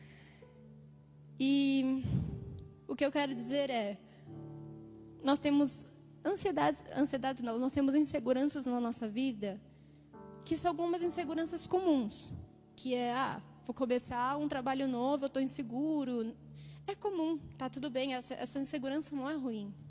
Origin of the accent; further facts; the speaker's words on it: Jales, São Paulo, Brazil; moved away as an adult; now in São Paulo, Brazil; eu cresci é, em São Paulo até meus sete anos, depois eu mudei para o interior e fiquei lá até meus 18 anos